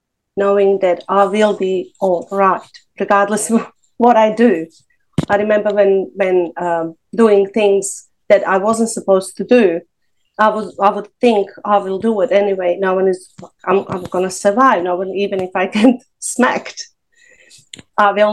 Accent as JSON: {"language": "English", "town": "Bugojno", "region": "Federation of Bosnia and Herzegovina", "country": "Bosnia & Herzegovina", "tie": "born or raised there", "also_born_or_lived": "Serbia", "first_language": "Serbo-Croatian", "second_language": "English", "moved": "as an adult", "lives_now": "Australia", "said": "We were forced to leave our hometown and move from place to place for many years."}